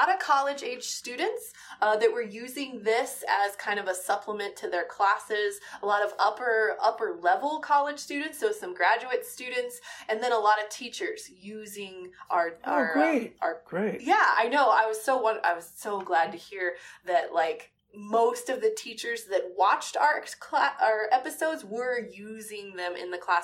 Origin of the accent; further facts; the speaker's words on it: Midwest, United States; I grew up in the Midwest